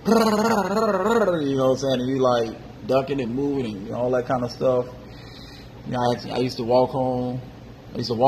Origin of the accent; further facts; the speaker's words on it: Miami, Florida, United States; also born or lived in West Palm Beach; I'm originally from Miami, 305